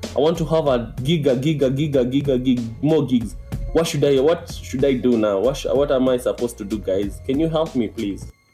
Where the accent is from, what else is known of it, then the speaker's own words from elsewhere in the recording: Nairobi, Kenya; I'm from Kenya, Nairobi, Kenya uh, in Africa